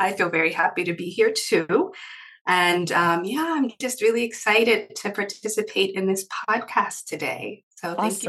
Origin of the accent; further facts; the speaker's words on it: Maryland, United States; originally I am from Maryland in the United States, a very small state close to the capital, Washington, D.C.